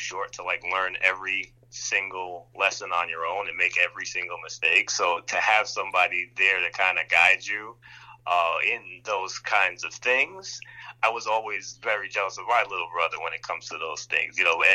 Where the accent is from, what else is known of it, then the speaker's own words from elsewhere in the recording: New York City, New York, United States; now in White Plains, United States; I grew up in Queens as well, Long Island City specifically.